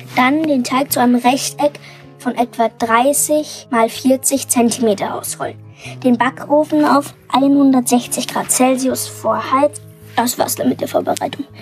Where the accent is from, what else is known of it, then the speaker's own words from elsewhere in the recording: Munich, Bavaria, Germany; ich komme aus München und bin neun Jahre alt.